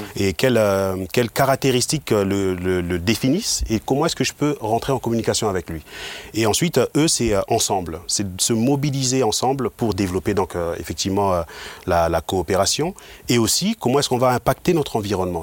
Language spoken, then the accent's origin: French; Mulhouse, Grand Est, France; moved away as an adult; now in Aubernais, France; je suis originaire de Mulhouse